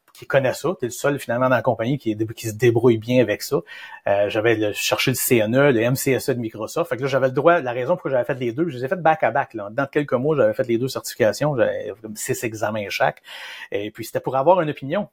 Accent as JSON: {"language": "French", "town": "Shawinigan", "region": "Quebec", "country": "Canada", "said": "on vient de Shawinigan"}